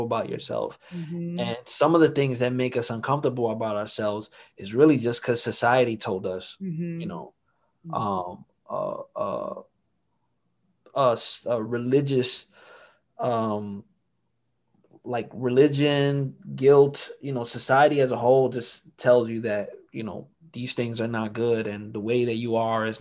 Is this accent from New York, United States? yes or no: yes; New York City, New York, United States; also born or lived in Harlem, New York / Washington Heights, Manhattan; We moved to the Bronx when I was about six